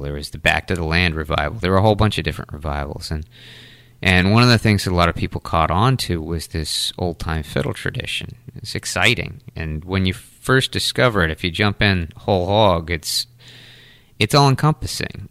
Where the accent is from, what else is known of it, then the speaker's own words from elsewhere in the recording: Taunton, Massachusetts, United States; also born or lived in North Carolina; now in New Bedford, United States; I grew up in Taunton, uh, right in the center of Taunton. Uh, lived there until I left for college